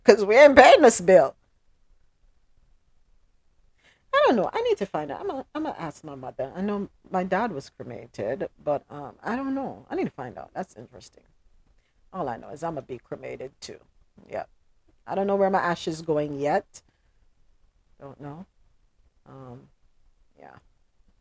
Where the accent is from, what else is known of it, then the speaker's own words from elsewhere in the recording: Jamaica; now in United States; we Jamaicans